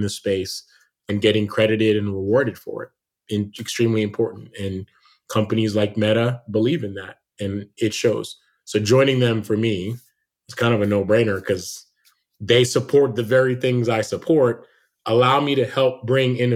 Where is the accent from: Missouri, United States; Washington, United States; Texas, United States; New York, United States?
New York, United States; New York City; also born or lived in Jamaica; I moved to the United States, to New York City